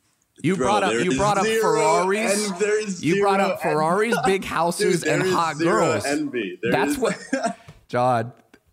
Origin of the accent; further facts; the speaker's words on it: West Coast, United States; I'm from the West Coast